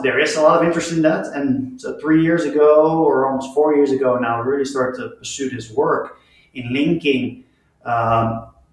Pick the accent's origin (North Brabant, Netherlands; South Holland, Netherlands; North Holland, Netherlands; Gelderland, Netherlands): South Holland, Netherlands; just outside of Rotterdam; moved away as an adult; now in Utah, United States; I grew up in the Netherlands, just outside of Rotterdam, which is a large port city.